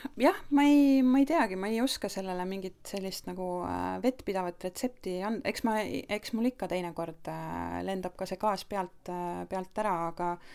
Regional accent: Estonia; moved away as an adult; now in Portugal; me oleme eestlased, me tuleme Eestist

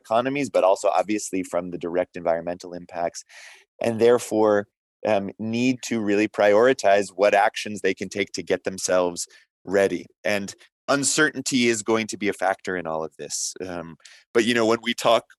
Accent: United States; I'm from the United States

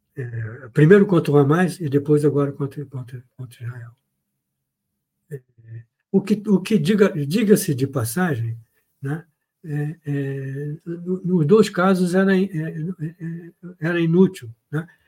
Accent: Brazil; sou brasileiro

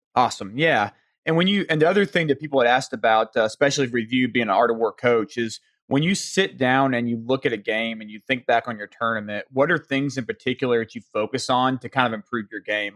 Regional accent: the South, United States; accent: Southern; my Southern accent

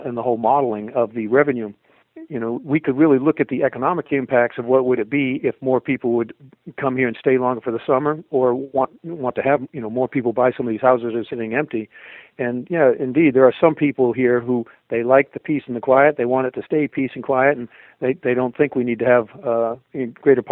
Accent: Maine, United States; also born or lived in Denver; I grew up here in Maine and then took off

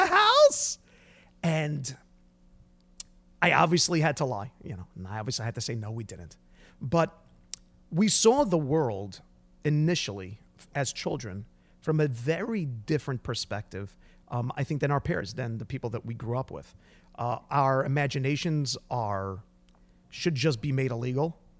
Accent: Brooklyn, New York, United States; we come from Brooklyn, New York

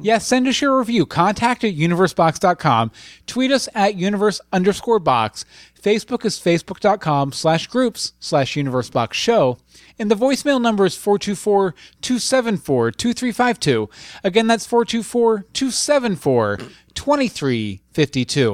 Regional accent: United States; I'm American

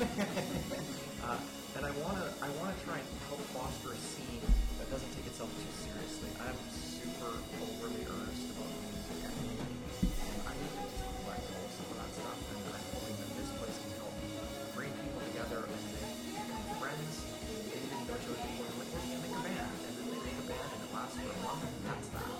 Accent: Victoria, British Columbia, Canada; Both Steve and I grew up in Boston, Victoria

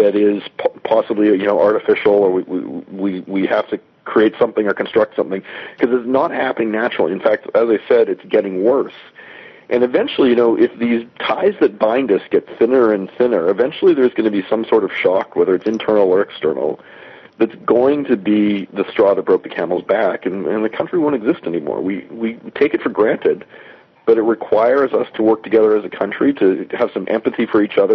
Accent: Alberta, Canada; I grew up in Alberta in the 80s

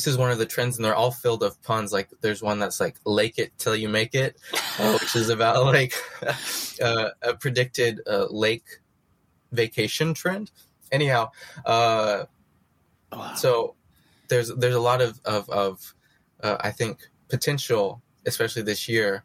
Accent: American Midwest, United States; now in New York, United States; I was born in the American Midwest

